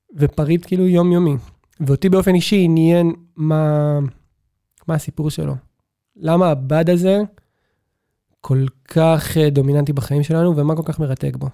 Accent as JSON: {"language": "Hebrew", "town": "Beersheba", "region": "Southern District", "country": "Israel", "tie": "born or raised there", "said": "אני זוכר את עצמי כילד בבאר שבע"}